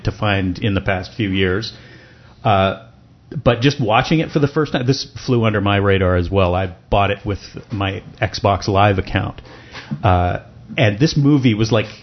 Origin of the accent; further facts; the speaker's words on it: Canada; I'm a Canadian